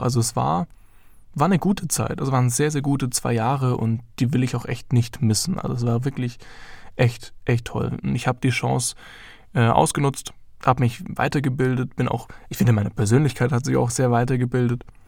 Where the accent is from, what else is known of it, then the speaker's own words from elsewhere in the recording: Heidenheim, Baden-Württemberg, Germany; moved away as an adult; now in Ansbach, Germany; ich komme ursprünglich aus Heidenheim und bin jetzt nach Ansbach gezogen